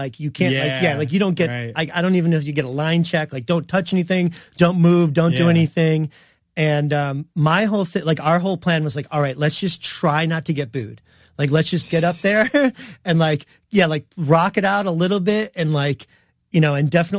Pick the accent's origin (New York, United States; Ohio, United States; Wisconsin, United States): New York, United States; yeah, we're from New York, like we're all happy to be here